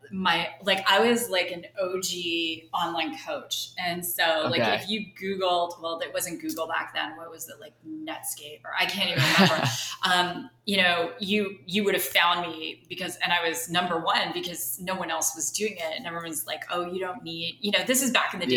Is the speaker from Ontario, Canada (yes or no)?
yes; just outside of Toronto, Ontario, Canada; moved away as an adult; now in Arizona, United States; I'm originally from Canada. Okay. So just outside of Toronto